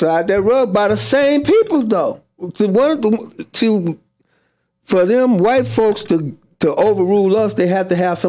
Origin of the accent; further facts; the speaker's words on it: Las Vegas, Nevada, United States; also born or lived in Henderson, Nevada; I'm from Vegas.